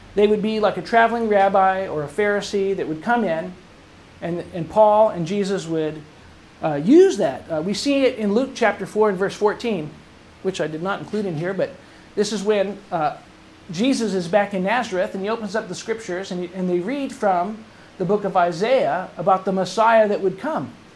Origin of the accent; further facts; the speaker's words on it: England, United Kingdom; moved away; my youth growing up in England when I was going to school in England